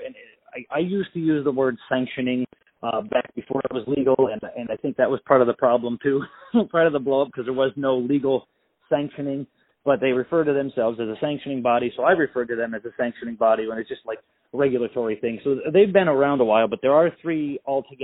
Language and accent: English; Massachusetts, United States; I grew up in Massachusetts